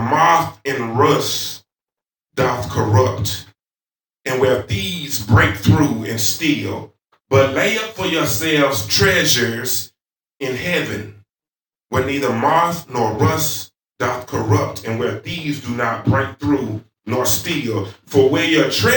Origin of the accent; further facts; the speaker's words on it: the South, United States; accent: southern; my southern accent